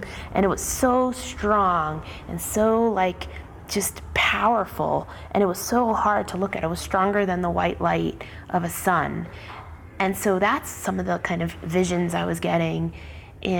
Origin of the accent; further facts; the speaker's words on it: New York City, New York, United States; As a New Yorker